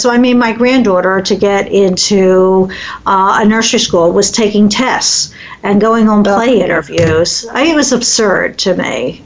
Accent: Philadelphia, Pennsylvania, United States; now in Midwest, United States; growing up in Philadelphia

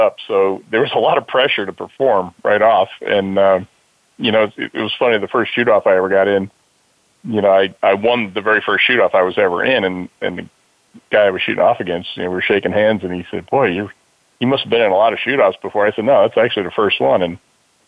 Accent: Mount Hope, New York, United States; also born or lived in Yonkers, New York; we moved to Middletown, New York, a little town called Mount Hope, and my nearest neighbor was about a 3/4 mile away

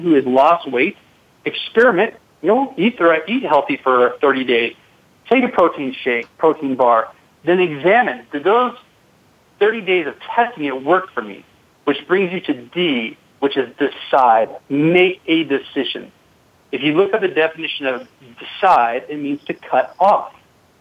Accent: Seattle, Washington, United States; I grew up in Seattle, Washington

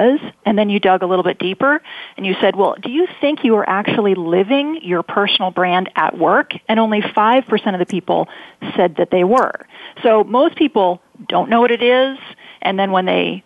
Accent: Silicon Valley, California, United States; born and raised in Silicon Valley

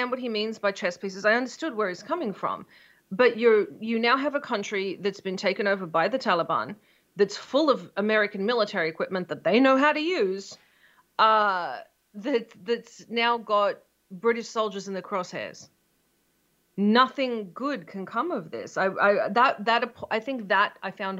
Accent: Australia; I'm Australian

